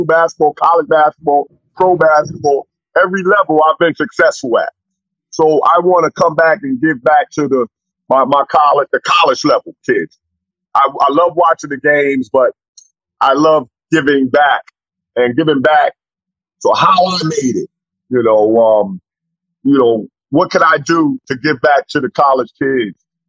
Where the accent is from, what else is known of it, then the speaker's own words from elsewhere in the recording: New York City, New York, United States; my hometown where I'm from